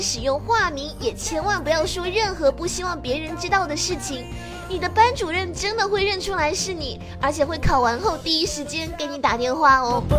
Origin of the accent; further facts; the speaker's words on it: Fuzhou, Fujian, China; 我是福建福州的